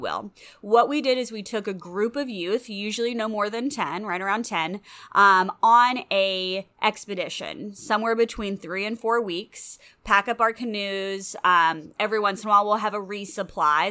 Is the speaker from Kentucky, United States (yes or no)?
yes; Louisville, Kentucky, United States; moved away as an adult; also born or lived in Chicago / Florida; I grew up in Louisville